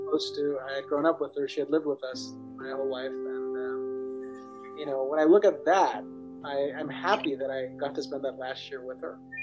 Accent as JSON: {"language": "English", "region": "Southern California", "country": "United States", "tie": "born or raised there", "said": "growing up in Southern California"}